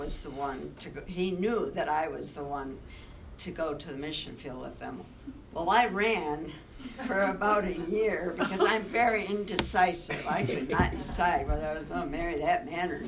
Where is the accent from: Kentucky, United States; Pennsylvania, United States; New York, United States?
New York, United States; West Clarksville; moved away as an adult; also born or lived in Cuba, New York / Italy; I'm a little New Yorker from a little country place called West Clarksville. I was born in Cuba, New York